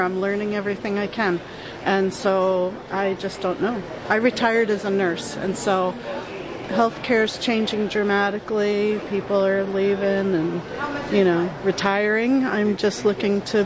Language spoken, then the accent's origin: English; Minnesota, United States; I'm from Minnesota